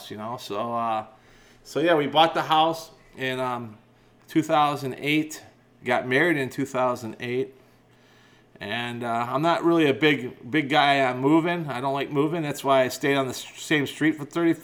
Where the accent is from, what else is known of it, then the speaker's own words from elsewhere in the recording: McHenry, Illinois, United States; moved away; I was born and raised in McHenry, Illinois, and I lived there pretty much to the day I got married